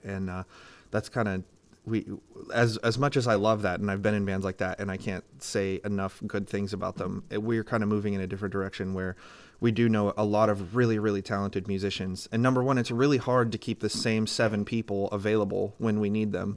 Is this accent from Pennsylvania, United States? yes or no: yes; Greenville, Pennsylvania, United States; I grew up on the Hadley side of Greenville because I had a Greenville address